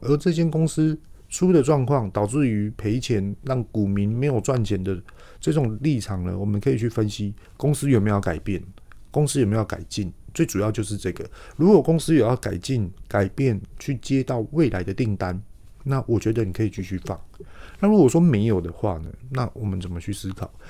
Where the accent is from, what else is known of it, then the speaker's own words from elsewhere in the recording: Taiwan; 自己也是台湾人，土生土长